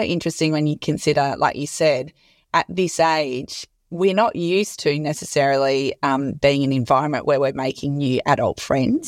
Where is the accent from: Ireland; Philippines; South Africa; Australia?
Australia; Perth, Western Australia; moved away; also born or lived in Sydney; I'm from Perth and I moved to Surrey Hills initially and then went to Bondi as well